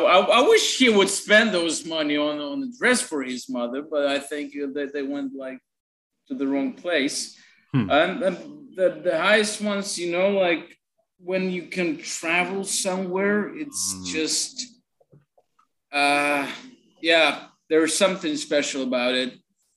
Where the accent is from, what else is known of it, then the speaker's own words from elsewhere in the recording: Dnipro, Dnipropetrovsk Oblast, Ukraine; moved away as an adult; now in Kyiv, Ukraine; I'm based in Kiev, but Dnipro is my hometown